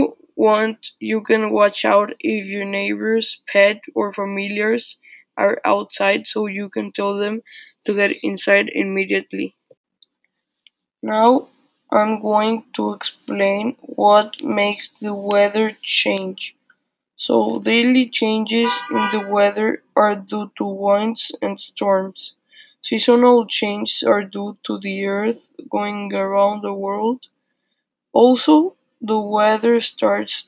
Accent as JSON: {"language": "English", "town": "Tampico", "region": "Tamaulipas", "country": "Mexico", "tie": "born or raised there", "said": "My hometown, Tampico, is the most humid place I know."}